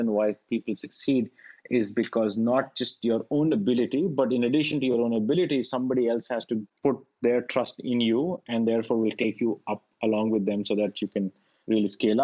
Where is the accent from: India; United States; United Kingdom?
India; moved away; I grew up in India